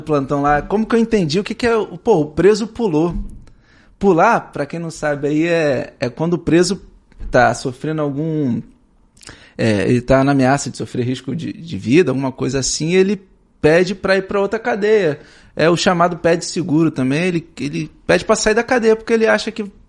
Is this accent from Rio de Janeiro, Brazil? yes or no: yes; São Gonçalo, Rio de Janeiro, Brazil; Eu sou de São Gonçalo